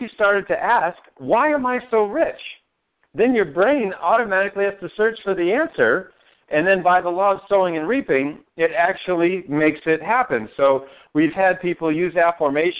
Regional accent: Maine, United States; moved away as an adult; now in Northeast Ohio, United States; I'm not from Ohio. No, I'm from Maine

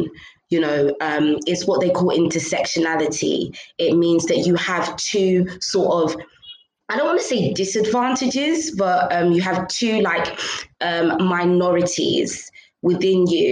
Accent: London, United Kingdom; first language English; moved away as an adult; also born or lived in Dartford, Kent; now in Nigeria; I was born and raised in London. London's all I ever knew

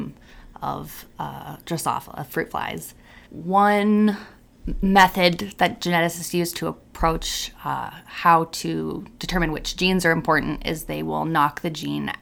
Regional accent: Napa Valley, California, United States; I'm from Napa Valley, California.

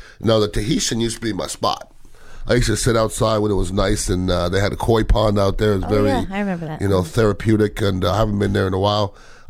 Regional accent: Montreal, Quebec, Canada; moved away; I grew up in Montreal, Canada.

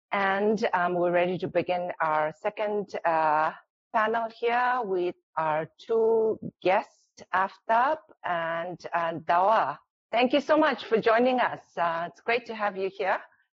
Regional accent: Dharamsala, Himachal Pradesh, India; moved away as an adult; now in United States; I'm a first-generation Tibetan refugee born in India. I grew up mostly in Dharamsala in the late 60s and 70s when life was quite different. And we were a struggling refugee community.

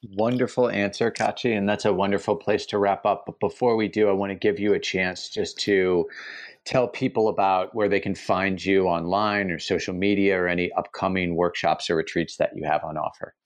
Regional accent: United States; moved away; as an American who lives abroad

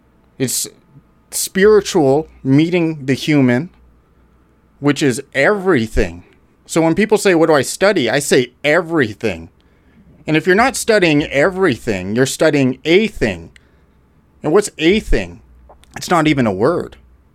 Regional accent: Alberta, Canada; I'm a Canadian, Alberta. Born and raised.

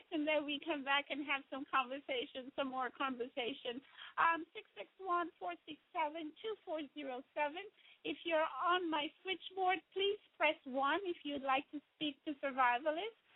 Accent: Jamaica; moved away; When I grew up in Jamaica

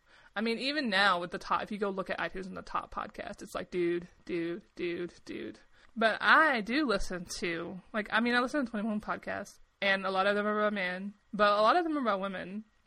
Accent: the South, United States; accent: Southern; I wasn't from that city. I was from a smaller town. So my accent was much thicker when I was younger. I've erased it, right? I've gotten rid of it.

